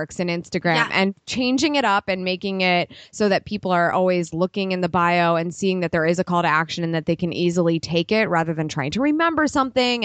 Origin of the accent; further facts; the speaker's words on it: Ohio, United States; I'm from Ohio